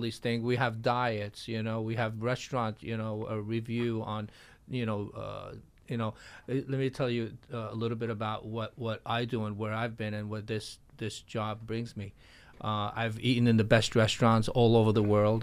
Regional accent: New York, United States; also born or lived in Florida; I am a New Yorker and I love New York

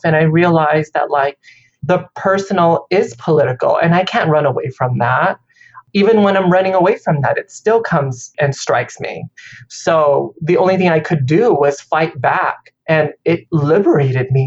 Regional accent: Vietnam; now in United States; I was born in Vietnam

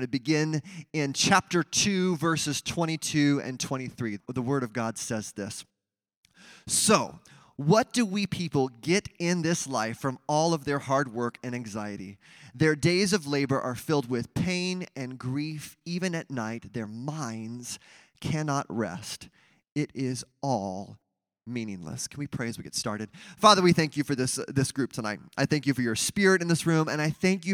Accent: Mesa, Arizona, United States; My first job was watering palm trees at my church that I grew up with in Mesa, Arizona.

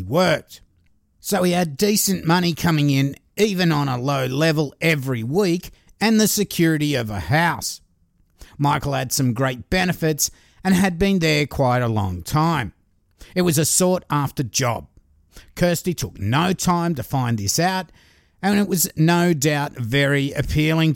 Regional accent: Australia; I'm an Aussie

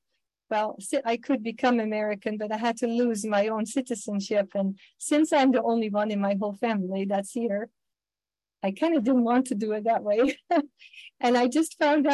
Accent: Netherlands; English is a second language; now in United States; I am from Holland originally, I guess I still am

